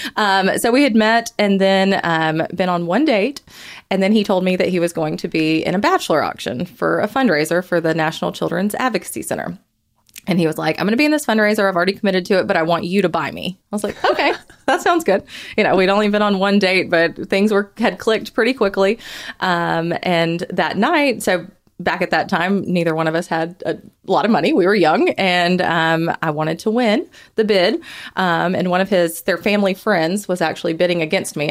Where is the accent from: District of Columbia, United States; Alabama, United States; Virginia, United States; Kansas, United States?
Alabama, United States; Huntsville; I'm originally from Huntsville. I tried to move away a couple times, but ended up coming back here.